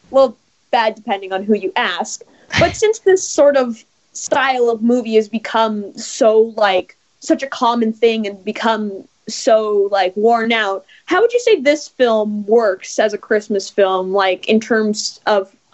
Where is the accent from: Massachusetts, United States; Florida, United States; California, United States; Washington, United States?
California, United States; Los Angeles; from Los Angeles, California.